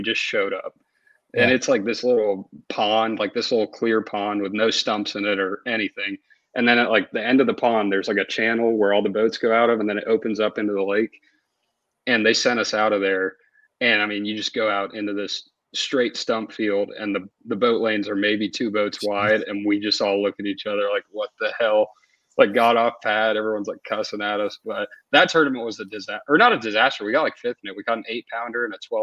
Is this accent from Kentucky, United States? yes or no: no; Marietta, Georgia, United States; also born or lived in Denmark; we moved over here when I was a year old for my dad's job